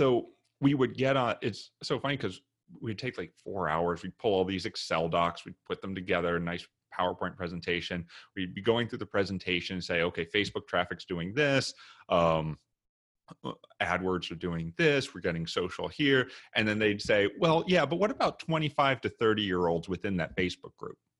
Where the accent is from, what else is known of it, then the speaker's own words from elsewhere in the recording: Memphis, Tennessee, United States; moved away as an adult; also born or lived in New York / Japan; originally I'm from Memphis, Tennessee.